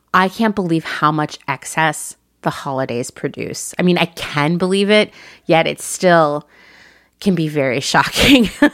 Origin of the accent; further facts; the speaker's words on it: Portland, Oregon, United States; moved away; my former home, the place I think of as my hometown, Portland, Oregon